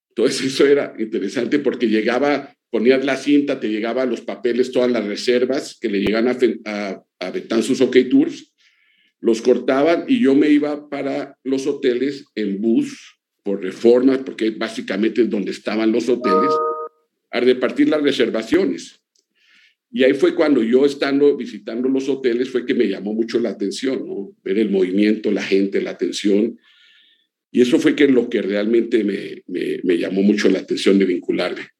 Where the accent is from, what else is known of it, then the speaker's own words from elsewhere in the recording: Colombia; also born or lived in Mexico City; era colombiano. Y mexicano porque mi corazón está en ese país. Yo viví muchos años en, en el DF, yo me crié en el DF, yo viví de los 10 a los 16 años en el DF